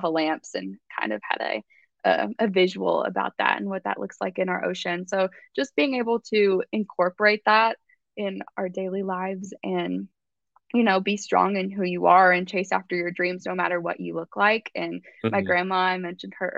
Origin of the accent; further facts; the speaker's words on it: Nashville, Tennessee, United States; I grew up in, I'm from Nashville, but actually a smaller town outside of Nashville, like 20 minutes from downtown